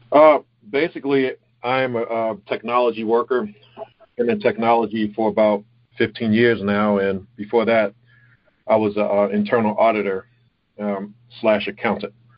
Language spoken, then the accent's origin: English; Baltimore, Maryland, United States; I grew up in Baltimore, Baltimore, Maryland